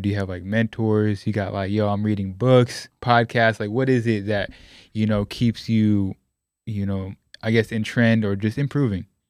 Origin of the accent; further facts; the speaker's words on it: West Coast, United States; me being Puerto Rican, I grew up on the West Coast